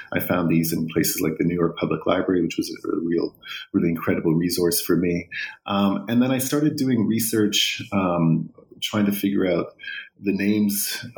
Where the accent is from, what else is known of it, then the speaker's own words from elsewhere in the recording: Vancouver, British Columbia, Canada; Before that, I was raised in Vancouver, went to Simon Fraser University there